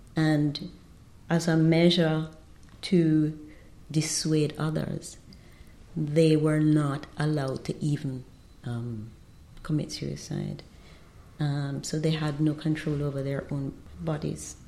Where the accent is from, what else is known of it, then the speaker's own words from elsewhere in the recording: Jamaica; also born or lived in Trinidad; now in Trinidad and Tobago; I'm Jamaican, and we were due to be in Trinidad for only four years